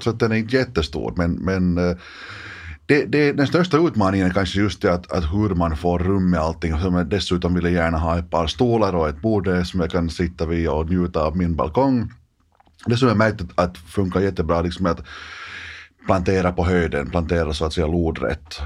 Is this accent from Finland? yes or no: yes; Dalsbruk, Southwest Finland, Finland; now in Helsinki, Finland; har jag vuxit upp på landet